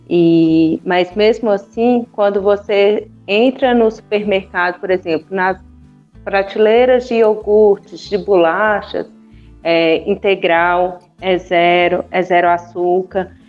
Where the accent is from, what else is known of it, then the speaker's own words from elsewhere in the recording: Minas Gerais, Brazil; uma boa mineira